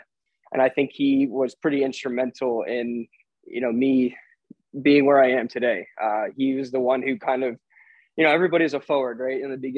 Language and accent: English; New Jersey, United States; Mercer County is like the hub of New Jersey soccer, I think, and that's where my dad grew up.